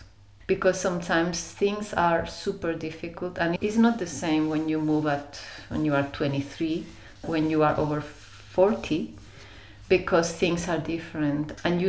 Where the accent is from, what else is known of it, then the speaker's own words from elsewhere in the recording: Germany; English is a second language; No, I was born in Germany, you know, I always wanted to be different. So I just took the excuse of being born in Germany. But I never fit there.